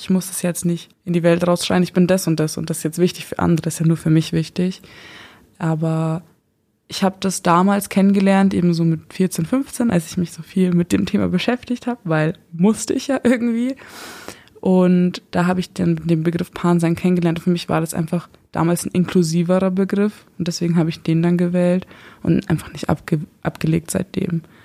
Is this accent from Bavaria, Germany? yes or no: yes; Eichstätt, Bavaria, Germany; moved away as an adult; now in Regensburg, Germany; Ursprünglich komme ich aus Eichstätt